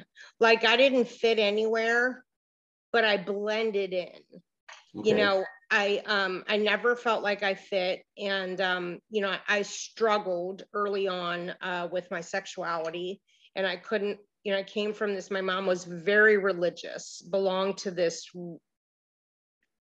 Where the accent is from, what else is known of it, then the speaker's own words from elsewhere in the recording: Miami Beach, Florida, United States; also born or lived in Cleveland, Ohio; I grew up in Miami Beach